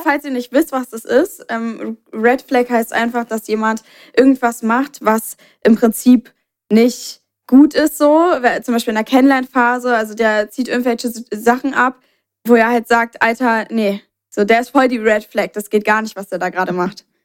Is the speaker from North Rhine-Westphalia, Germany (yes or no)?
no; Berlin, Germany; bei uns in Berlin